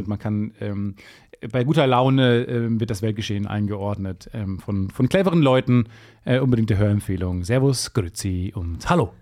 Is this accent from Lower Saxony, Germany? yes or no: no; Kreis Unna, North Rhine-Westphalia, Germany; Kreis Unna, wo ich geboren bin